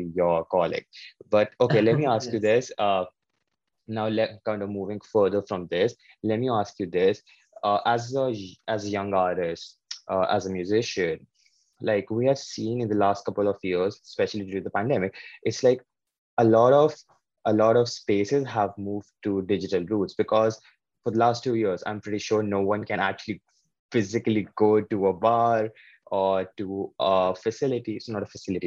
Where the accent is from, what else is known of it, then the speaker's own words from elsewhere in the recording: India; as a South Asian filmmaker, as an Indian filmmaker